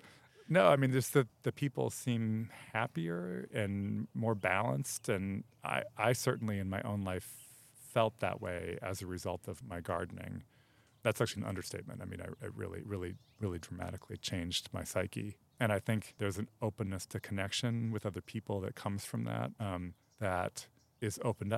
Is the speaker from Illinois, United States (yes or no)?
yes; Chicago, Illinois, United States; also born or lived in New York; now in Los Angeles, United States; I came to Los Angeles from Chicago via New York